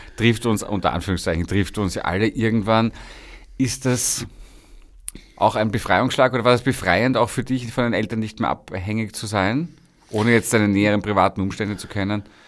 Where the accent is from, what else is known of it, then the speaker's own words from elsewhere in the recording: Vienna, Austria; Kind des ersten Bezirks